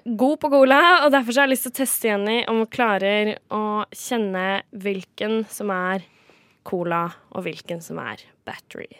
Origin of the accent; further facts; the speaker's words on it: Kragerø, Telemark, Norway; min hjemby Kragerø